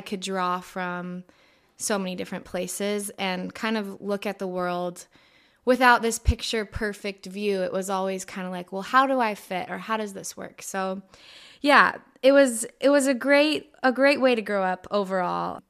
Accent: Escondido, California, United States; also born or lived in Hawaii; I grew up in San Diego, specifically Escondido.

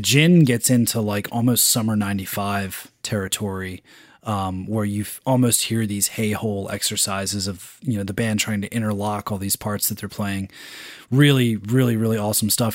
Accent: Philadelphia, Pennsylvania, United States; my hometown, Philadelphia

